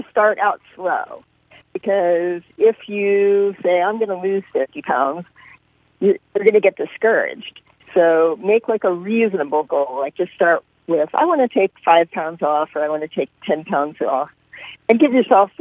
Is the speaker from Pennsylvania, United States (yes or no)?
yes; Philadelphia, Pennsylvania, United States; moved away as an adult; also born or lived in Des Moines, Iowa / Paterson, New Jersey / Texas / Kansas; I grew up in Philadelphia